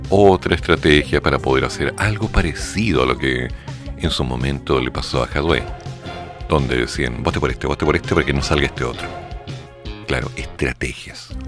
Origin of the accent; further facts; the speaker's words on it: Chiloé, Los Lagos, Chile; born there; Oye, yo nací en Chiloé, tú un poquito más allá, muy bien.